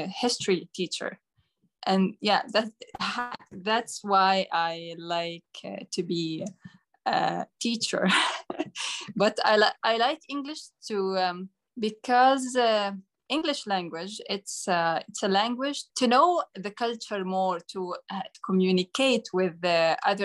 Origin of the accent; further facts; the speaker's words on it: Jordan; English is a second language; I'm from Jordan.